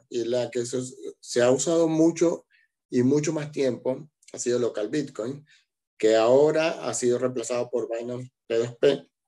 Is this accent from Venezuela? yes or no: yes; Venezuela; moved away as an adult; now in Argentina; yo soy de Venezuela y emigré a Argentina